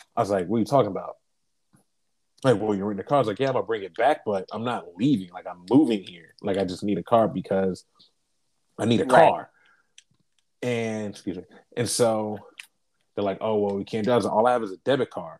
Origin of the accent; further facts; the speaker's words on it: Columbus, Ohio, United States; moved away as an adult; now in Portland, United States; I'm from Columbus because I'm wearing my fucking Buckeye face mask.